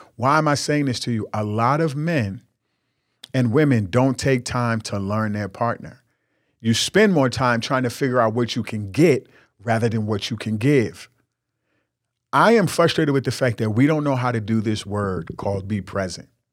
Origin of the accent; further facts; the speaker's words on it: New York, United States; I'm from New York. I grew up in New York